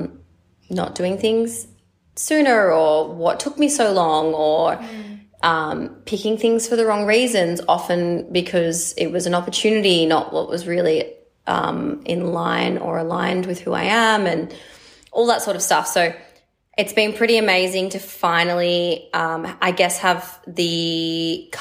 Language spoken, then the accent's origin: English; Byron Bay, New South Wales, Australia; moved away as an adult; also born or lived in Melbourne / Sydney; I grew up here in Byron Bay. I only moved back home 2 years ago after 10 years away.